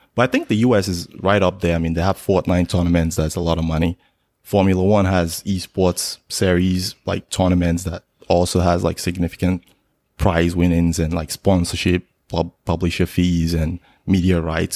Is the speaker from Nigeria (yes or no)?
yes; Nigeria; moved away as an adult; now in United States; originally I'm Nigerian. I, I came to the States in two thousand six for college